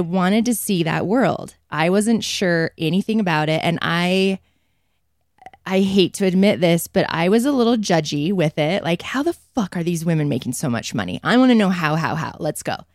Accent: Provo, Utah, United States; I grew up in Provo, not Mormon

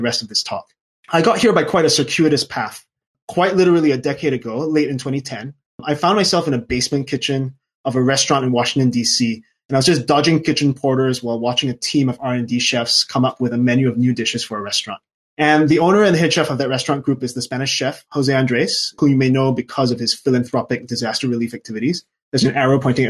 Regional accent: Singapore; also born or lived in London / Auvergne, France; now in France; I was born and raised in Singapore

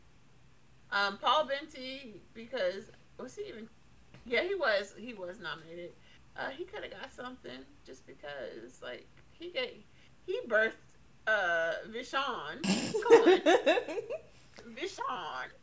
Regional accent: United States; I'm American and I'm not British

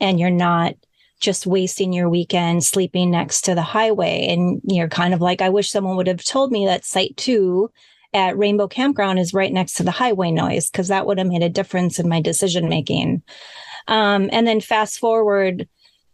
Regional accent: Minnesota, United States; we're both originally from Minnesota

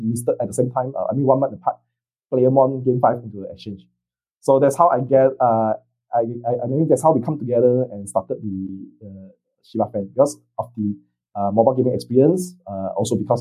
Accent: Singapore; now in Vietnam; I'm a Singaporean in Vietnam

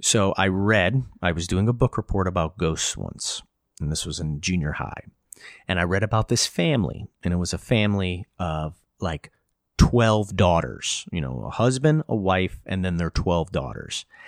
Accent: Hudson Valley, New York, United States; I grew up in the Hudson Valley.

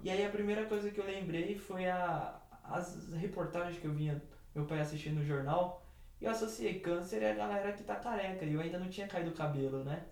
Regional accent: São Paulo, Brazil; sou do bairro do Jardim São Luís, aqui na cidade de São Paulo

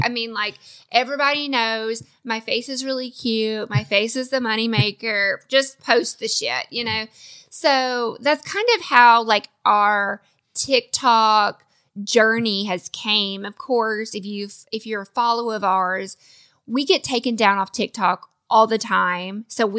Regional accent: the South, United States; because he's from the North, I'm from the South.

